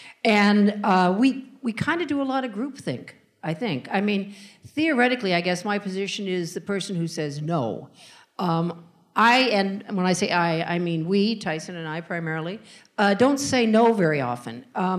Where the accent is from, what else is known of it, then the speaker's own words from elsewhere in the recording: Northern California, United States; moved away as an adult; now in New York, United States; I grew up in Northern California, went to UC Berkeley